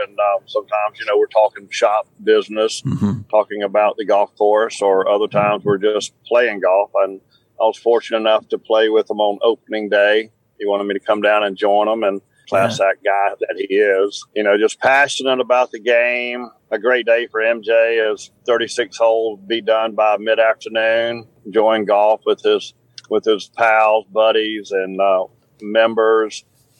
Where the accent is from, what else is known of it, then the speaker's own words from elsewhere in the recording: South Carolina, United States; I'm from South Carolina